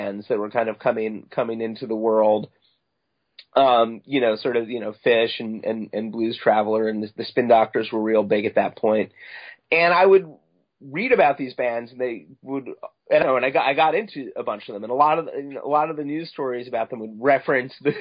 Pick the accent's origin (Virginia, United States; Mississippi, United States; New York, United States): New York, United States; Long Island; I grew up on Long Island, mainly